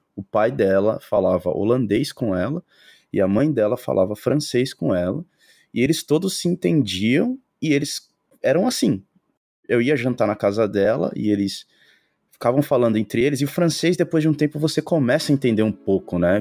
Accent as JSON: {"language": "Portuguese", "region": "São Paulo", "country": "Brazil", "also_born_or_lived": "Europe", "moved": "as an adult", "said": "a gente é do Brasil, São Paulo"}